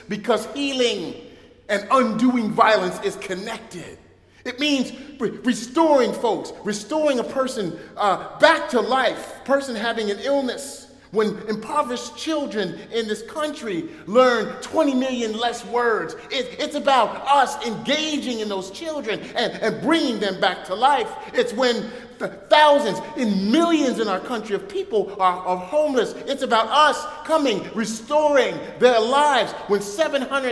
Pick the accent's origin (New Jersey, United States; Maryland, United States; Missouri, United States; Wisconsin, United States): New Jersey, United States; Newark; When I was a kid growing up in Newark, New Jersey, we didn't have electricity for several months